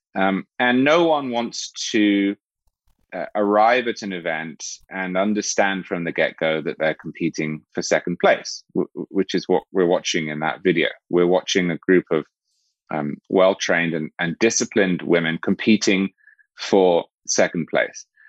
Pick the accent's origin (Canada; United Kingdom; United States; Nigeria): United Kingdom; England; moved away; I'm originally English